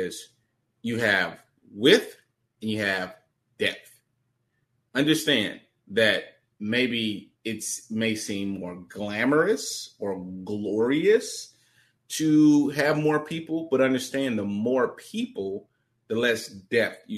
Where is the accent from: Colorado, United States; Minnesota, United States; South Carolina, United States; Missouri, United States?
Missouri, United States; St. Louis; I come from St. Louis, impoverished background, Never met my dad, you know, grew up in children's homes